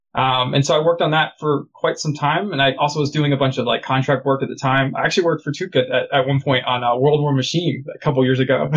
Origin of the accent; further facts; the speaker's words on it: United States; moved away as an adult; now in Canada; I'm originally from the States.